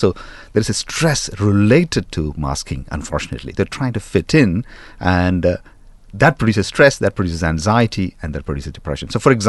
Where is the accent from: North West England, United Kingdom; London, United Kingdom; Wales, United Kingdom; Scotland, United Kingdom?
London, United Kingdom; You know, I come from London and it's somewhat the same there as well.